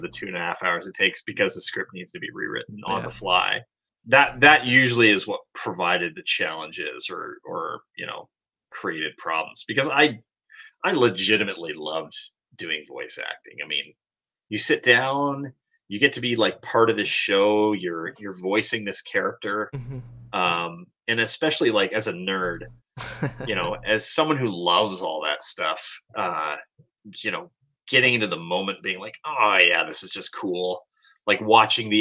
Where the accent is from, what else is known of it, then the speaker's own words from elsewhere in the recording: Canada; moved away as an adult; also born or lived in Hong Kong; being a Canadian